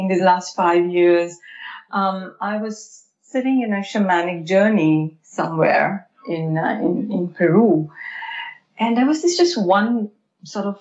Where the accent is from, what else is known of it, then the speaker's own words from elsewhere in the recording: India; moved away; I grew up in India